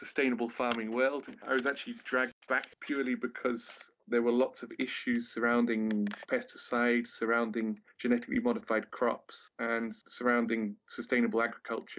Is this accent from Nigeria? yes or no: no; Wales, United Kingdom; moved away as an adult; when I was a teenager growing up in Wales